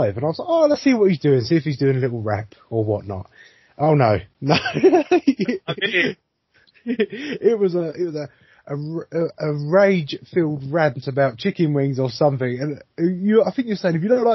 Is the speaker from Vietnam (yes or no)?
no; England, United Kingdom; we're silly English people